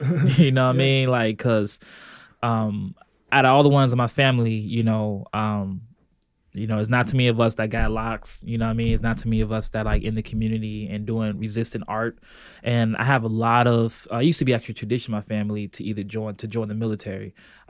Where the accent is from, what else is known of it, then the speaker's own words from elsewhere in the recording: Chicago, Illinois, United States; also born or lived in Belgium / California; So I was born in Belgium, military family. So we hopped around a lot, California. But mostly it's been Chicago. Mostly it's been Southside, particularly 93rd and King Drive.